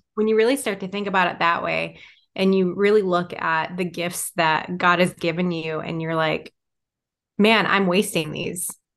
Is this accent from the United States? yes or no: yes; Michigan, United States; now in Wisconsin, United States; I'm originally from Michigan.